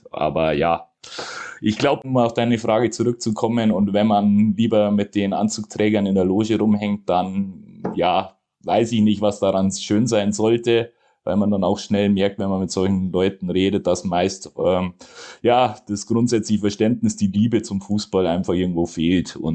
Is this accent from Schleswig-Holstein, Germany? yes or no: no; Munich, Bavaria, Germany; Sprich, ich komme aus München, natürlich suche ich mir den Münchner Verein